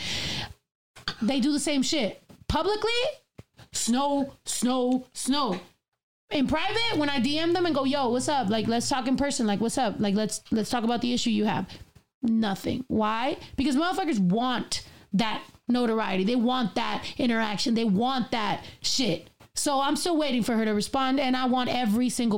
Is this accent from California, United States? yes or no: yes; California, United States; I'm from California